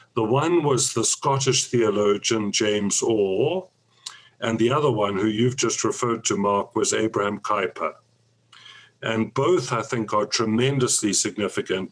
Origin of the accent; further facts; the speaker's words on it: South Africa; I grew up in South Africa, was thoroughly converted uh, out of a nominal Christian home into South African evangelicalism